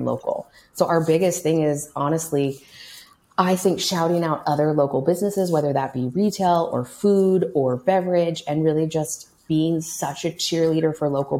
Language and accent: English; Kansas City, United States; also born or lived in Chicago, Illinois; now in Lincoln, United States; I grew up in Kansas City